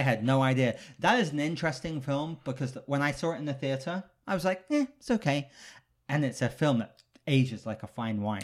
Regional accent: United Kingdom; I'm British, so I grew up

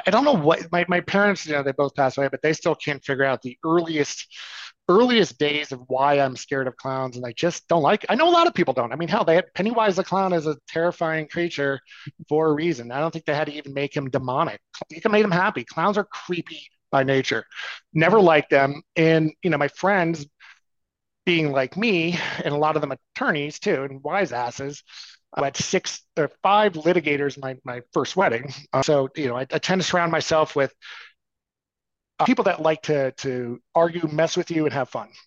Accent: New York, United States; I came from New York

